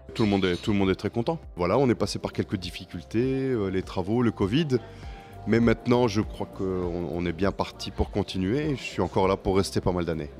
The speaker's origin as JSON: {"language": "French", "town": "Mouscron", "region": "Wallonia", "country": "Belgium", "tie": "born or raised there", "said": "Moi, je suis né à Moucron"}